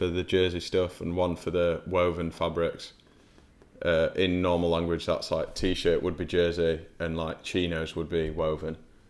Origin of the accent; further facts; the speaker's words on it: Huddersfield, Yorkshire and the Humber, United Kingdom; now in London, United Kingdom; I'm from Huddersfield, which is quite nearby there.